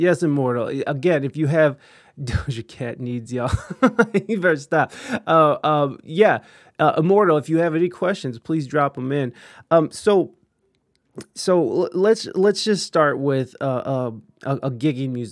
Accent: United States; accent: American

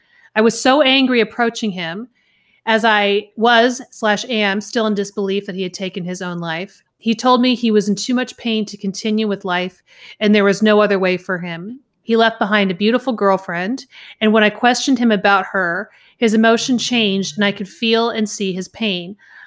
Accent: Southern US, United States; accent: Southern; I cannot say Wales without my deep Southern accent coming out. Like, I don't have much of it anymore

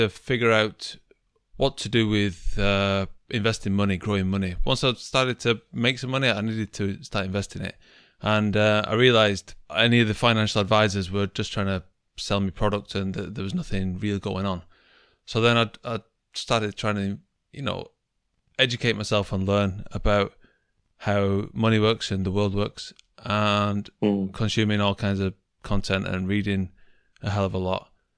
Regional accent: Manchester, North West England, United Kingdom; moved away as an adult; now in Japan; I'm from Manchester in England

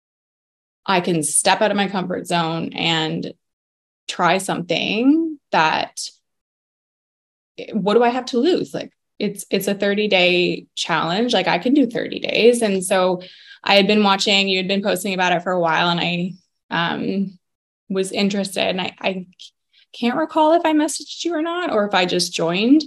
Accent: Barrie, Ontario, Canada; also born or lived in Waterdown, Ontario; I'm kind of born and raised in Barrie

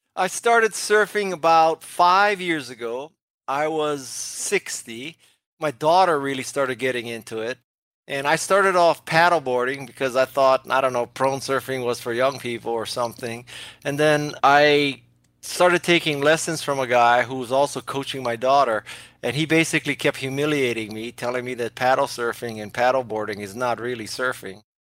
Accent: Hawaii, United States; I did not take up surfing when I was growing up in Hawaii

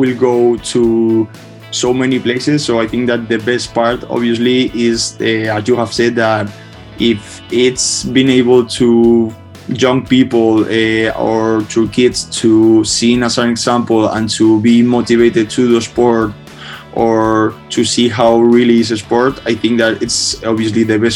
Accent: Spain; before, I used to play sports in Spain, like basketball or tennis

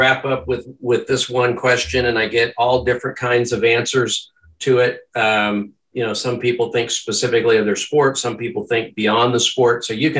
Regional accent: Kansas City, United States; I'm from Kansas City and I'm a Royals fan first, but Red Sox are my second team.

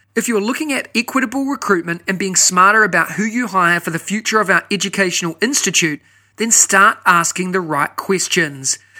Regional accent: New Zealand; now in Singapore; if I was back in New Zealand or, or my home country

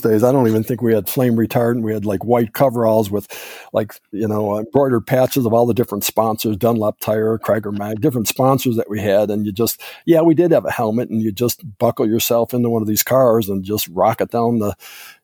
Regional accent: Orchard Park, New York, United States; my hometown in Orchard Park, New York

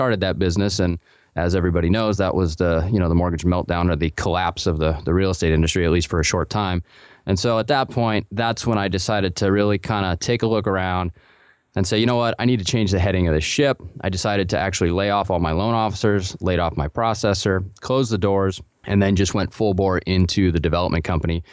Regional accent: Portland, United States; also born or lived in Colorado; I grew up in Portland.

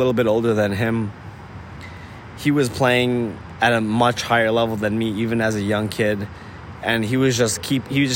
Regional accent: New York City, New York, United States; tennis players growing up in New York City

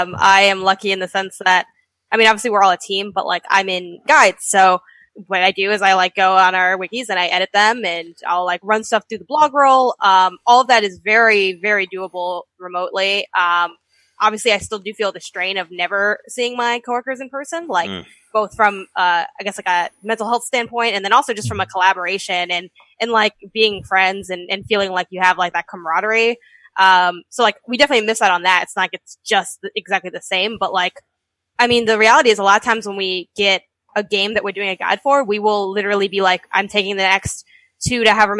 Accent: Chicago, Illinois, United States; moved away; also born or lived in California; my family lives in Chicago, and I was from Chicago originally.

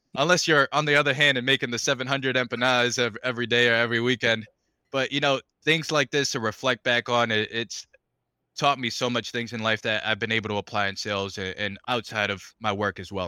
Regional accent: Stoughton, Massachusetts, United States; born or raised there; first language Spanish; English is a second language; also born or lived in Caracas, Venezuela / Rhode Island

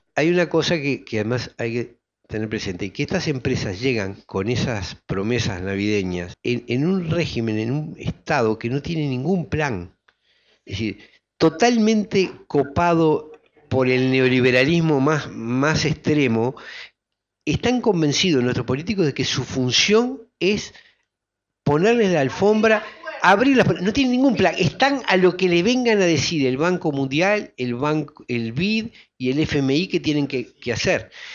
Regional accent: Uruguay; como colectividad humana que somos los uruguayos

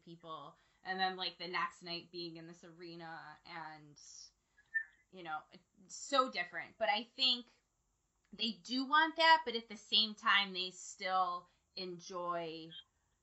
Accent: Jacksonville, North Carolina, United States; I'm born and raised in North Carolina, but I lived on the coast. I lived on Camp Lejeune

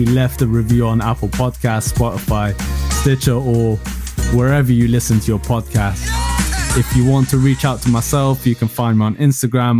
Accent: United Kingdom; my story growing up as a British Iranian in the U K

